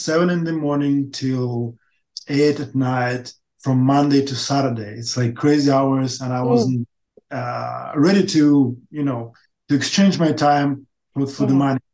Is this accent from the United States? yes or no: no; Ukraine; English is a second language; also born or lived in Russia; I came back to Ukraine, to my hometown